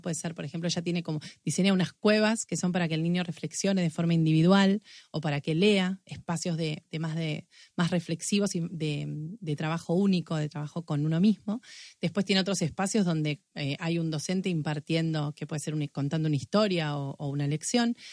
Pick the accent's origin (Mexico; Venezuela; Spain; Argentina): Argentina; la imaginación y la creatividad que como argentinos tenemos